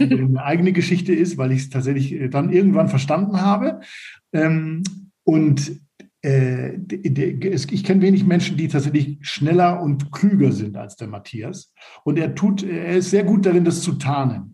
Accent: Northern Germany, Germany; moved away as an adult; also born or lived in Stade / Erlangen; Ich komme aus Norddeutschland

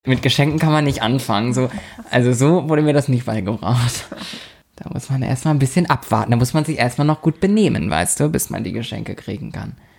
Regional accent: Lübeck, Schleswig-Holstein, Germany; moved away; bei uns in der Heimatstadt, wir, wir kommen ja aus der Stadt der sieben Türme

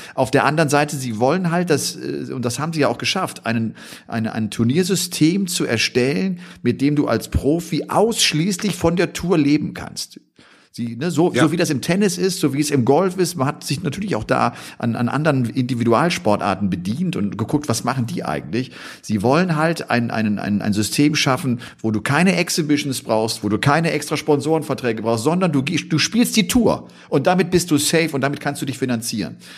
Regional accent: Bergisch Gladbach, North Rhine-Westphalia, Germany; ich komme ja aus der Gegend äh, Köln, bin ja in Bergisch Gladbach geboren. Das ist ein Heimspiel für mich

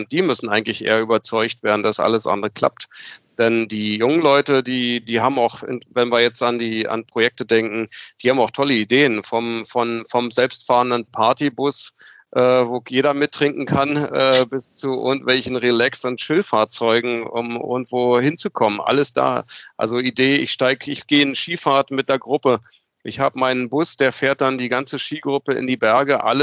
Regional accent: Berlin, Germany; born there; Ich als äh, geborener Berliner ähm, kenne

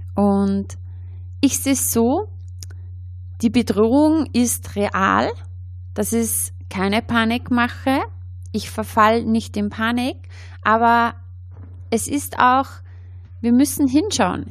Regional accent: Austria; bei uns in Österreich

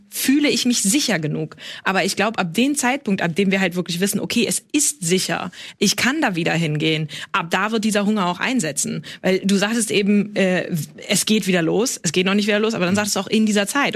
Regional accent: rural Schleswig-Holstein, Germany; ich bin mitten im Nirgendwo groß geworden, im schleswig-holsteinischen Land

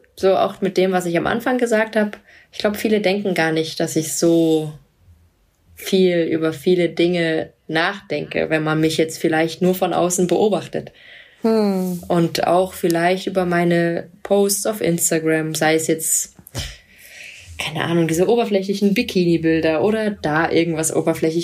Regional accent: Cologne, North Rhine-Westphalia, Germany; ich bin ja Kölnerin.

